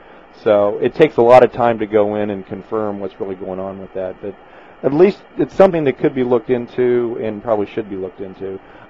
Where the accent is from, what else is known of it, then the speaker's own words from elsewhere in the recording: Wamego, Kansas, United States; As a kid, and I grew up in Wamego